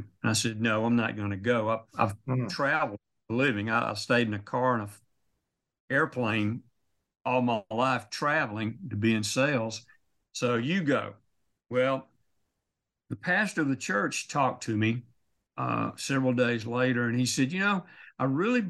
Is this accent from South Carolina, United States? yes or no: no; North Louisiana, United States; I was born on a farm in North Louisiana